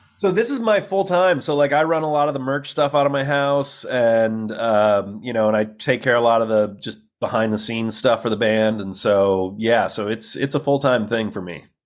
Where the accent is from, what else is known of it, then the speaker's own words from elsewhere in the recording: Illinois, United States; moved away as an adult; also born or lived in Texas; now in Los Angeles, United States; I grew up in Illinois